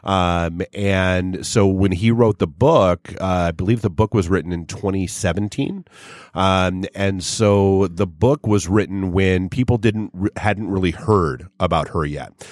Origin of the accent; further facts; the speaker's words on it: New Hampshire, United States; I grew up in New Hampshire